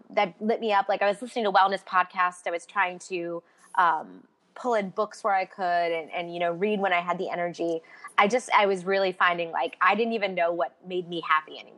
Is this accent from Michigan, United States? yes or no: no; Baltimore, Maryland, United States; moved away; also born or lived in New York City; I'm from Baltimore originally. I lived in New York City for about a decade